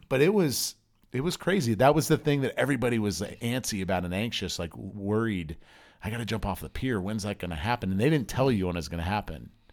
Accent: Southern California, United States; also born or lived in Pennsylvania; I moved from Pennsylvania to Southern California when I was ten

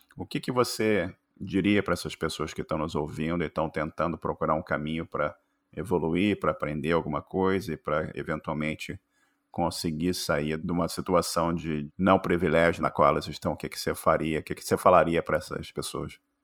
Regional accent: Rio de Janeiro, Brazil; accent: carioca; now in United States; meu sotaque de carioca

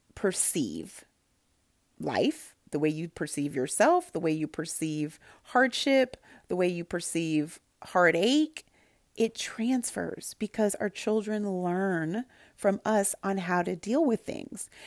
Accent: Santa Barbara, California, United States; I grew up in Santa Barbara, California, where there were a lot of people who didn't look like me

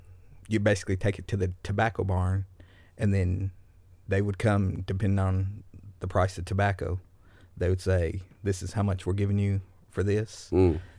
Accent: Smith County, Tennessee, United States; I grew up in Smith County. It's about an hour and a half from here on a farm.

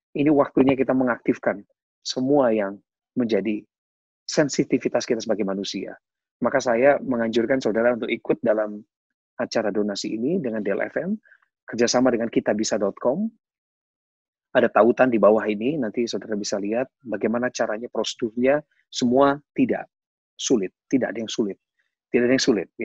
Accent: West Java, Indonesia; born there; Dan saya percaya meskipun saya dilahirkan di Jawa Barat

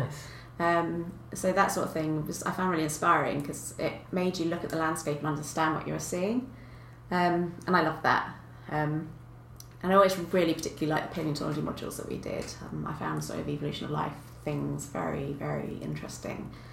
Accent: Kent, South East England, United Kingdom; also born or lived in South Ealing; now in Bath, United Kingdom; I grew up in Kent, um, in the south of England

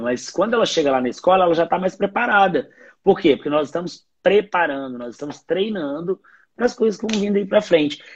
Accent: Minas Gerais, Brazil; eu, como um bom mineiro

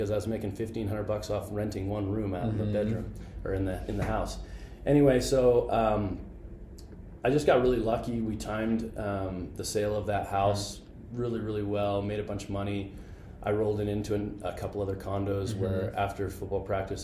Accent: Canada; moved away as an adult; now in United States; I'm an immigrant from Canada

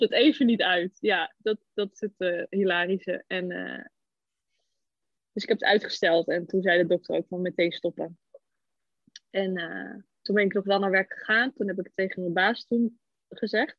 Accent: Almere, Flevoland, Netherlands; ik kom uit Almere

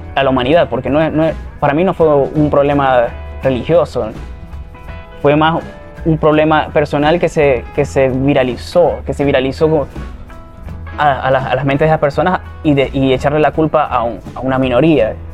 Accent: Cabimas, Zulia, Venezuela; now in Maracaibo, Venezuela; vengo del municipio Cabimas, donde todo comenzó

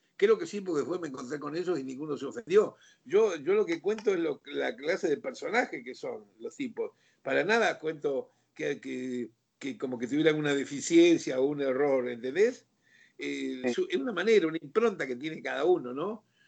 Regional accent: Rosario, Santa Fe, Argentina; moved away as an adult; also born or lived in Mexico; tocamos todos rosarinos

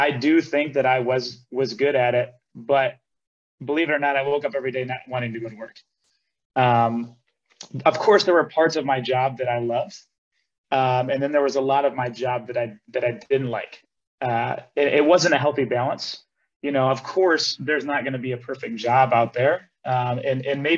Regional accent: Elmira Heights, New York, United States; moved away as an adult; also born or lived in Ithaca, New York / Cortland, New York; now in Austin, United States; I grew up in Elmira Heights with my grandparents, basically since middle school

